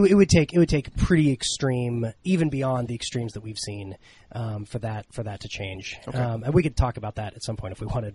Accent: Ohio, United States; my home state of Ohio

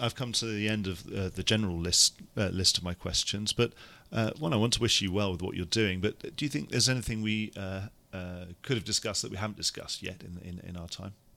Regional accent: United Kingdom; as a Brit

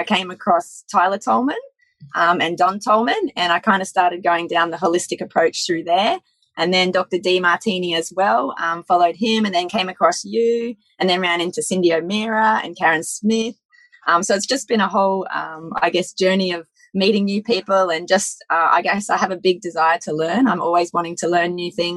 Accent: Sydney, New South Wales, Australia; moved away as an adult; also born or lived in Perth; I grew up in Sydney, but I moved to Perth when I was 22

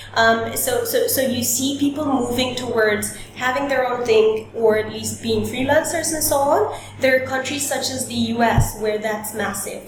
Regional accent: Romania; now in Bali, Indonesia; born and raised in Romania.

